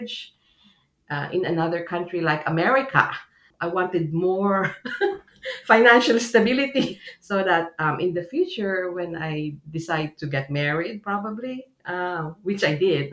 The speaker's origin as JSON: {"language": "English", "country": "Philippines", "moved": "as an adult", "lives_now": "United States", "said": "I immigrated from the Philippines to the United States way back, I think it was March of 1980"}